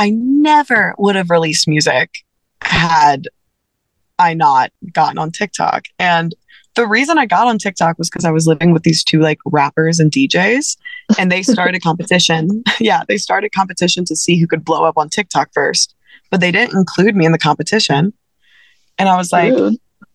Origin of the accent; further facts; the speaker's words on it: South Louisiana, United States; I grew up in South Louisiana